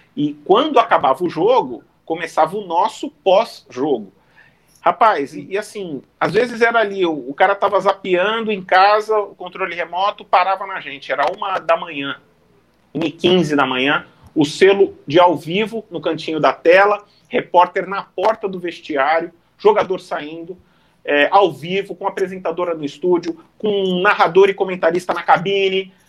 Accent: Santos, São Paulo, Brazil; moved away as an adult; also born or lived in Itapetininga / Uberlândia; eu sou de Santos, aqui no litoral de São Paulo, tô, tô falando de Santos

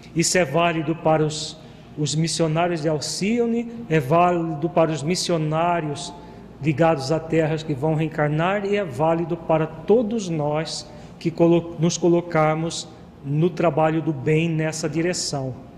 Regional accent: Brazil; como brasileiros

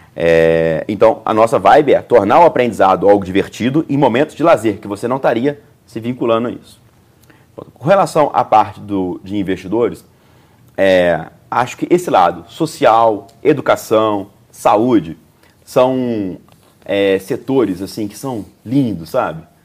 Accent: Juiz de Fora, Minas Gerais, Brazil; Sou natural de Juiz de Fora. É, eu nasci ali, eu cresci ali

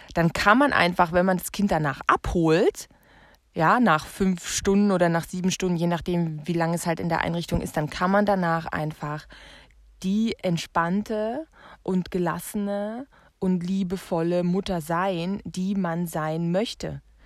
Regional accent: Germany; ich komme aus der DDR

